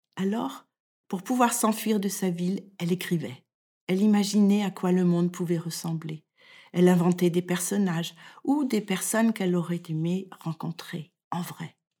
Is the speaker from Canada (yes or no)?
no; France; moved away as an adult; now in Denmark; Je suis française et je vis au Danemark depuis plus